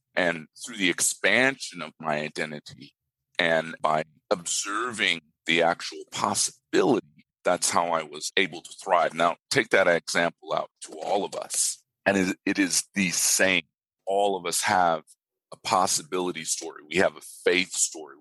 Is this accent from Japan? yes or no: yes; Japan; now in Australia; I grew up in Japan.